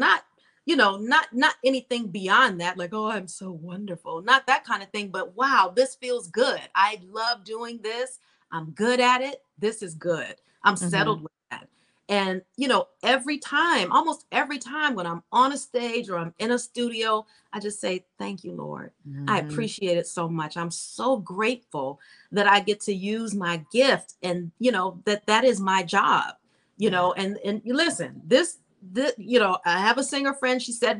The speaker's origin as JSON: {"language": "English", "region": "New York", "country": "United States", "said": "I came out here from New York and I've been here ever since."}